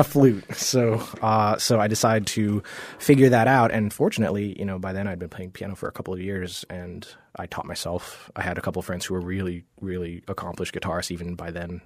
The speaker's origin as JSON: {"language": "English", "region": "Georgia", "country": "United States", "tie": "born or raised there", "also_born_or_lived": "Jamaica", "said": "when I was maybe seven or eight, we moved to Georgia"}